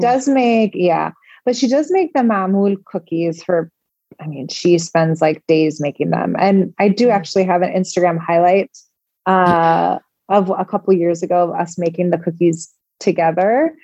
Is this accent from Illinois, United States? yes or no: yes; Chicago, Illinois, United States; moved away as an adult; now in Dubai, United Arab Emirates; I was born and raised in Chicago